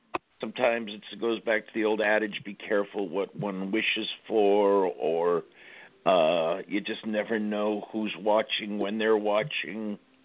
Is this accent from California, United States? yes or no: yes; Los Angeles, California, United States; I'm from Los Angeles originally.